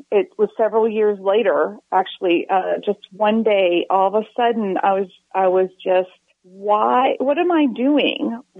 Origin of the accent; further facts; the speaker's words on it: Maryland, United States; now in Texas, United States; I grew up in Maryland. And when I moved to Texas